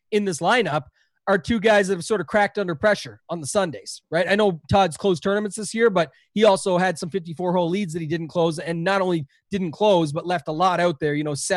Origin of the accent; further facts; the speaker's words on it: Canada; I'm Canadian